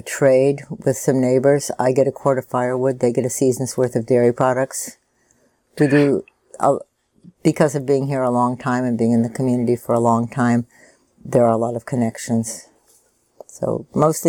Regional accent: Washington, District of Columbia, United States; moved away as an adult; now in Oregon, United States; I'm from Washington, D.C.

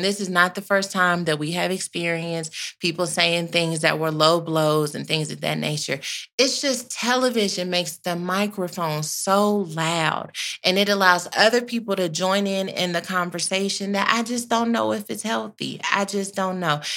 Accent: Texas, United States; I am from Texas

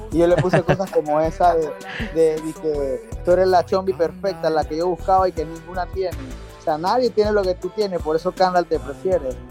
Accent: Panama; soy cantautor panameño

